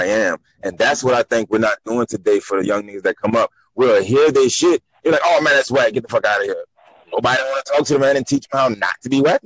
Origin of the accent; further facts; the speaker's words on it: New Orleans, Louisiana, United States; also born or lived in Baton Rouge, Louisiana; I was born in Baton Rouge, raised in New Orleans